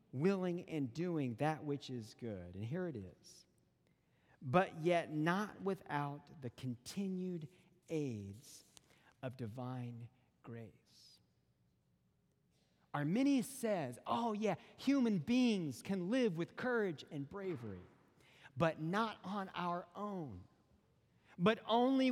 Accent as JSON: {"language": "English", "region": "Western North Carolina", "country": "United States", "tie": "born or raised there", "said": "I grew up in Western North Carolina."}